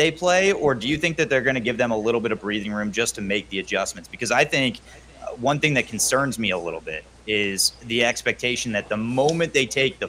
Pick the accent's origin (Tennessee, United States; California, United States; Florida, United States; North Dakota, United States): California, United States; Santa Clarita; being from Santa Clarita